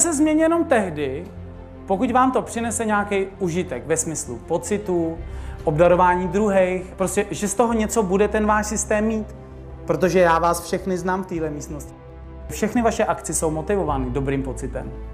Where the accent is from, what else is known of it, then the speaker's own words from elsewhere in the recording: Czechia; jsme tady u nás v Čechách